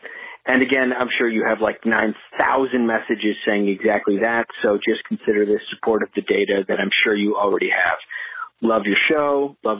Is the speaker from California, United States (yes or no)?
no; Hamilton, New Jersey, United States; I am from Hamilton, which is basically Trenton. We share a zip code.